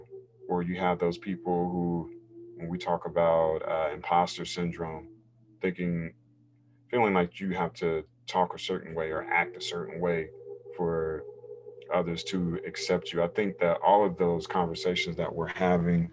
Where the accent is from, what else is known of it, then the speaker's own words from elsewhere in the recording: North Carolina, United States; now in California, United States; when I was a kid and growing up in North Carolina, obviously more of a conservative space versus California, where I am now